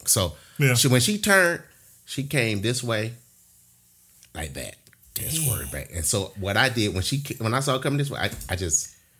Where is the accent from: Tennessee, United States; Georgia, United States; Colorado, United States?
Georgia, United States; Atlanta; born or raised there